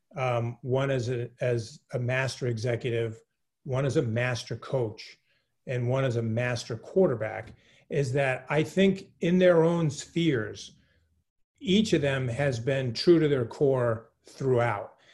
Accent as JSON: {"language": "English", "region": "New England", "country": "United States", "tie": "born or raised there", "said": "I'm born and raised in New England. I'm a New Englander, like to the core."}